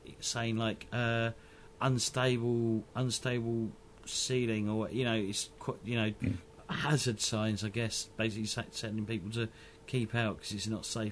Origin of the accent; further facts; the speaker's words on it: England, United Kingdom; us English